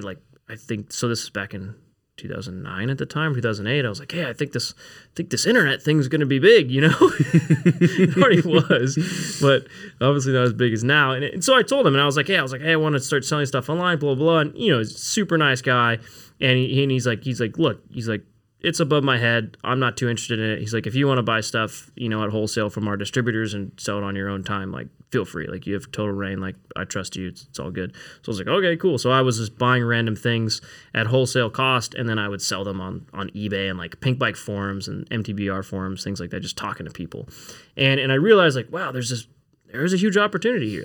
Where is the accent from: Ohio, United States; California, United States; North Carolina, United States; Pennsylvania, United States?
California, United States; Newbury Park; I grew up in Newbury Park, California